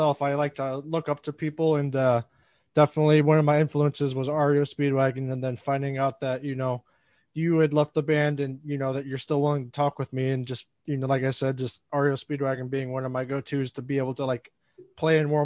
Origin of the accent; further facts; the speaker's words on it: Michigan City, Indiana, United States; I was born and raised in Michigan City. Yeah. So like I'm Northwest Indiana.